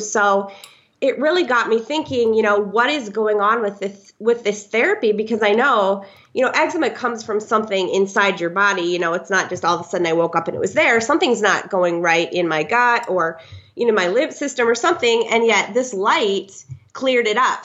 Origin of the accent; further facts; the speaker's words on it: Iowa, then Minnesota, Midwest, United States; moved away as an adult; now in San Clemente, United States; I'm originally from the Midwest, Iowa first, and then Minnesota, and moved. Um, to Southern California about a year